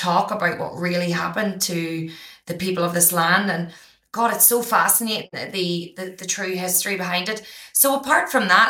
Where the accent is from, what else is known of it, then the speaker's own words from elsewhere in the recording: Ireland; now in Australia; I didn't realize from growing up in Ireland that, you know, our countries only teach us the history that they want us to know.